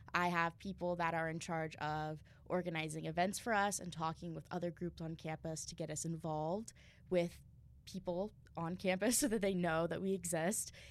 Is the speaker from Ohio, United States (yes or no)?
yes; Southwestern Ohio, United States; moved away as an adult; I'm from Southwestern Ohio